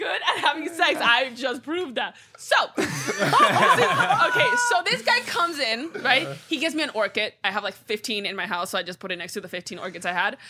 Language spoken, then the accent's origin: English; Venezuela; I am from Venezuela